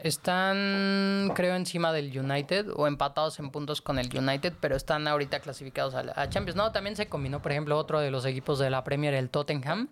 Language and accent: Spanish; Mexico City, Mexico; nosotros somos de la Ciudad de México